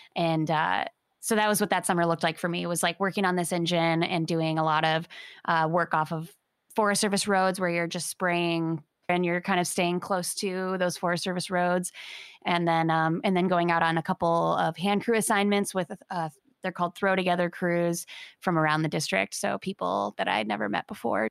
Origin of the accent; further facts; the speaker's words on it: Michigan, United States; moved away; I'm from Michigan. Growing up there, didn't really have wildfire in my consciousness.